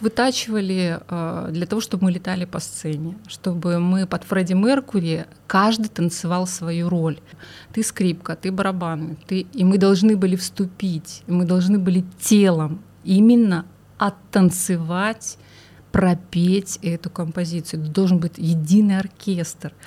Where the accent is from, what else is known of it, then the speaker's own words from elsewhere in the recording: Khabarovsk, Khabarovsk Krai, Russia; я родом из Хабаровска